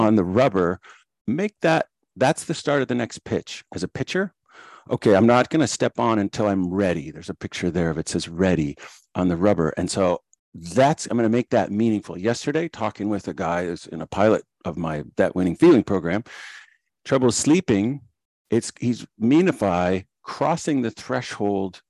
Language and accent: English; Moorhead, Minnesota, United States; moved away as an adult; also born or lived in Decorah, Iowa / Illinois; I'm from Morehead, Minnesota.